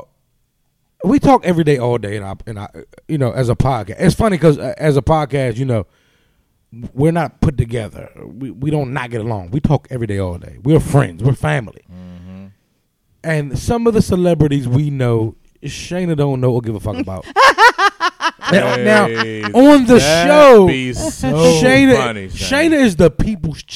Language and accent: English; United States; especially as black people in America